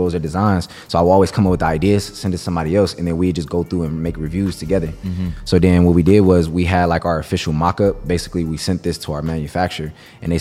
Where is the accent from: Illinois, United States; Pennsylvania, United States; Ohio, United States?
Ohio, United States; Cleveland; I grew up in Cleveland